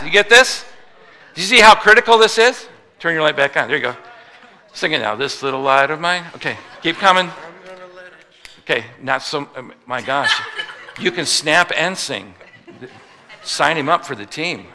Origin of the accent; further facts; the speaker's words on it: Midwest, United States; I'm a Midwesterner